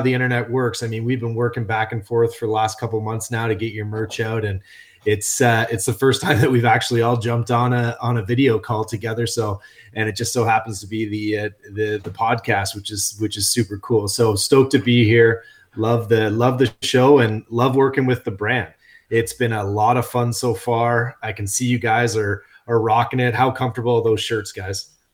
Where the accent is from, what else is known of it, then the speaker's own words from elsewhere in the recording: Canada; we're Canadian